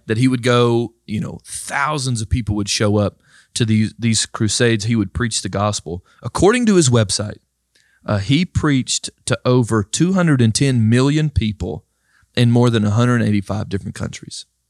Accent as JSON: {"language": "English", "region": "Georgia", "country": "United States", "tie": "born or raised there", "said": "I was born in Georgia"}